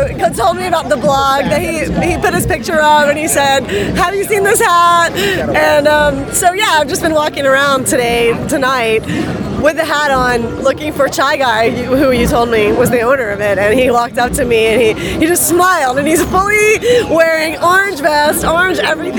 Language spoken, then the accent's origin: English; Venice, California, United States; Venice Beach, California.